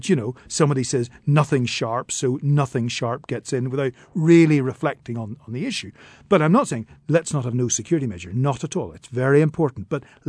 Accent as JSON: {"language": "English", "region": "Northern Ireland", "country": "United Kingdom", "said": "It is for all Irish people, it is for all British people, and I'm both British and Irish."}